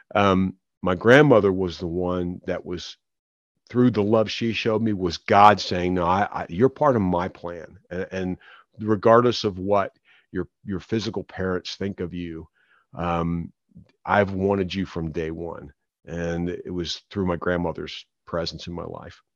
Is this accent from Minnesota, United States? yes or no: no; Philadelphia, Pennsylvania, United States; I was born in Philadelphia.